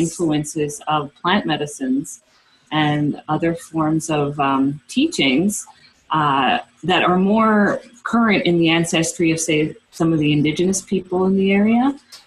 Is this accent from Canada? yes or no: yes; East Coast of Canada, Canada; moved away as an adult; also born or lived in Amazon; I didn't have as a child living in a suburb on the East Coast.